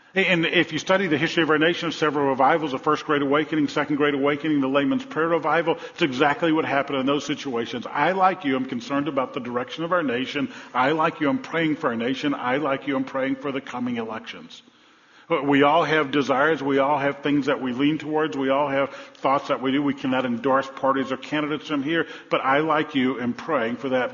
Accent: New Orleans, Louisiana, United States; When I was a kid growing up in New Orleans

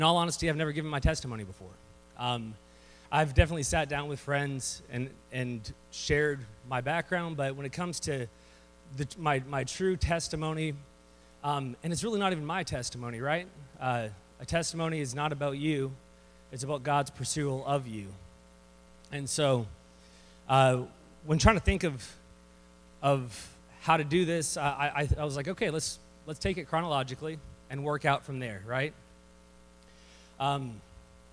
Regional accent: Temple, Texas, United States; also born or lived in San Antonio, Texas; I was born in San Antonio, Texas. I was raised here in Temple

